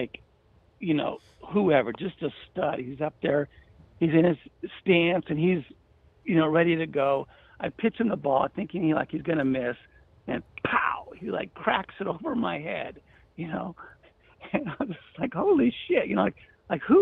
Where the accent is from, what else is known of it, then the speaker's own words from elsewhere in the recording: San Francisco, California, United States; now in Seattle, United States; I'm actually from San Francisco, but now I live in Seattle.